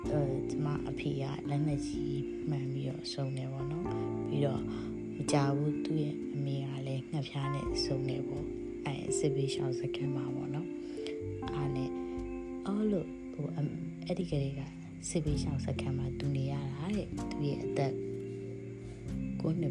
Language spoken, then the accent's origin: Burmese; Myanmar; born there